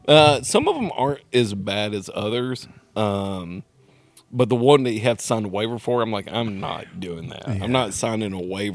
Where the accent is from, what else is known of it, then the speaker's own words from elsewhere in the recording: Nashville, Tennessee, United States; Fuck you. I'm from Nashville.